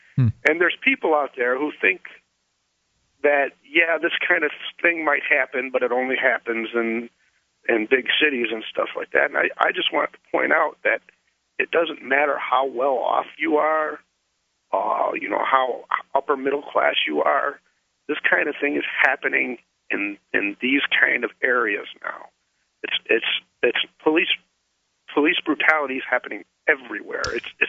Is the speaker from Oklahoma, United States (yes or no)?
no; La Grange, Illinois, United States; I grew up in LaGrange, and I spent like the first 20 years of my life there. It is a very well-to-do area.